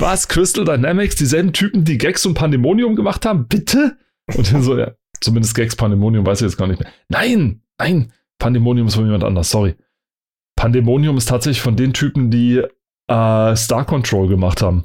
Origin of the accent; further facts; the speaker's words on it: Germany; ich als Deutscher